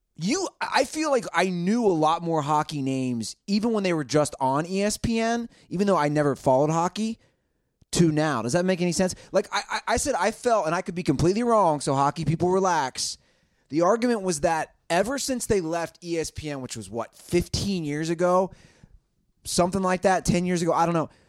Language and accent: English; Cincinnati, Ohio, United States; I grew up in Cincinnati